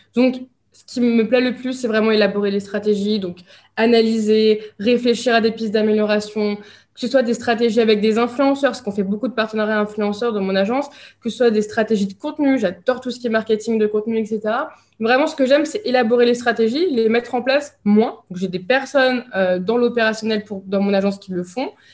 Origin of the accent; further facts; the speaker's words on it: France; moved away as an adult; now in Dubai, United Arab Emirates; je, quitte la France. Donc je suis partie vivre euh, ici à Dubaï